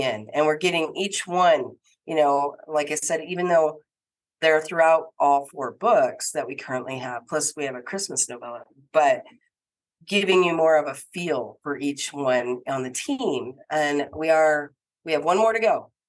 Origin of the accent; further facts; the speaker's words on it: Deadwood, South Dakota, United States; I spent a lot of time growing up in Deadwood. Um, my mom and stepfather moved there when I was a kid, and I spent so much time there